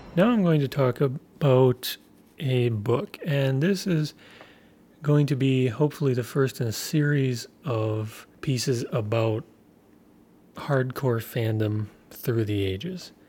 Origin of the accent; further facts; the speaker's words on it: United States; as an American